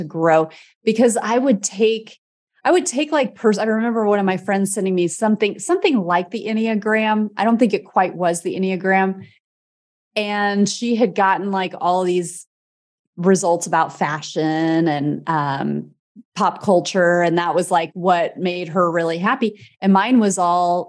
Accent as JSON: {"language": "English", "region": "Midwest", "country": "United States", "said": "I'm from the Midwest, like Midwestern person"}